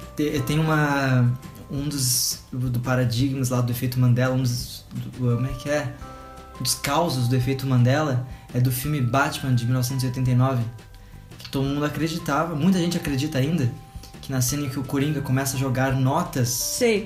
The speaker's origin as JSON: {"language": "Portuguese", "town": "Pelotas", "region": "Rio Grande do Sul", "country": "Brazil", "moved": "yes", "said": "a minha mãe, ela é de Pelotas, Rio Grande do Sul, de onde eu sou também"}